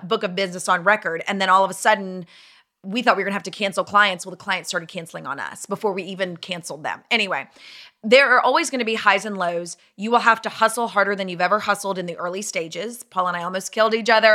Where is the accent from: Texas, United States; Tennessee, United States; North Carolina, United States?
Tennessee, United States; Nashville; moved away as an adult; also born or lived in Dallas; I'm from Nashville